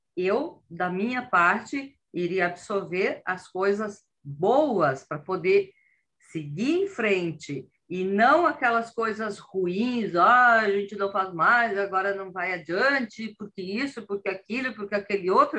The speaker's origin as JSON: {"language": "Portuguese", "country": "Brazil", "moved": "as an adult", "lives_now": "Italy", "said": "quando eu tinha 44 anos, eu fiz uma grande mudança, que eu saí do Brasil e vim parar na Itália"}